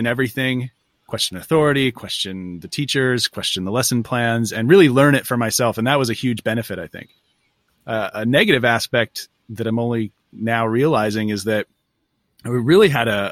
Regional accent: Northern California, United States; I'm from Northern California.

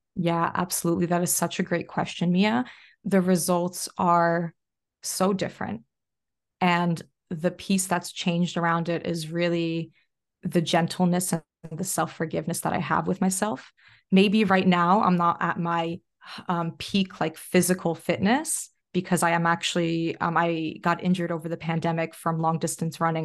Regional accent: New Jersey, United States; now in Australia; I'm from Jersey

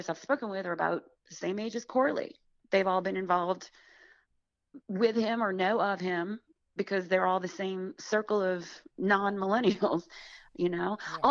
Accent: outside of New Orleans, Louisiana, United States; accent: Southern; moved away; also born or lived in New York; I grew up outside of New Orleans.

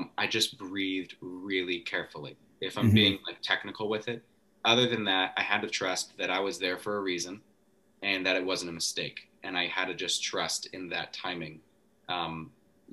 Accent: Coeur d'Alene, Idaho, United States; I'm from Coeur d'Alene

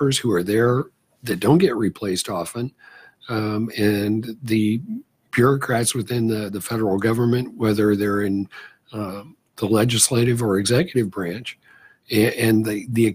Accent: California, United States; moved away as an adult; also born or lived in Sacramento, California / Midwest; Born and raised in California, I jokingly, in truth, say that I fled California for the common sense and normalcy of the Midwest to go to college.

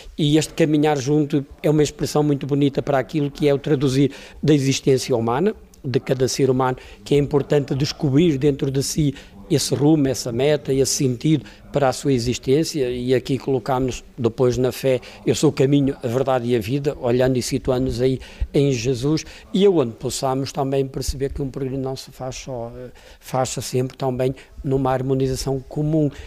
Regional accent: Póvoa de Varzim, Porto District, Portugal; a minha naturalidade sou de São Pedro Ratos, povo de Verzinho

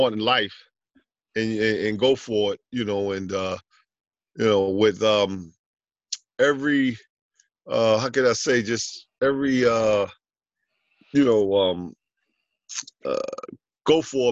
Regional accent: New York City, New York, United States; also born or lived in Jamaica, Queens / Lefrak City, Queens; I grew up in Jamaica, Queens, and then I moved over to Left Rack City.

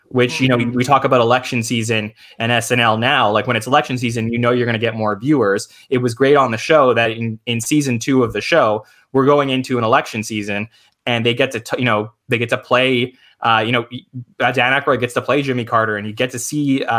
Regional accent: Canada; I'm Canadian

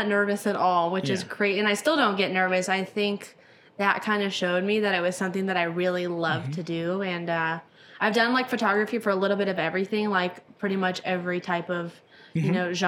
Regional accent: Palm Springs, California, United States; that's my hometown

